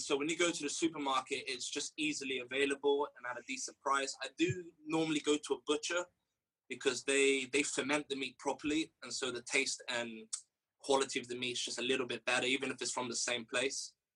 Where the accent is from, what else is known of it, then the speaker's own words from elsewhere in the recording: Rio de Janeiro, Brazil; now in England; born and raised in Rio de Janeiro